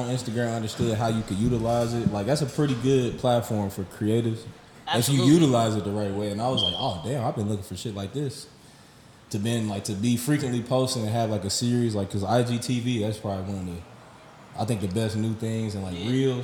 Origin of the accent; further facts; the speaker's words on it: Dayton, Ohio, United States; I'm from Dayton, Ohio, you know, West Dayton